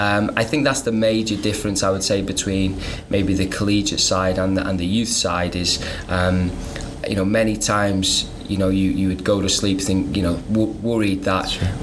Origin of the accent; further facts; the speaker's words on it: North Wales, United Kingdom; now in United States; born and raised in North Wales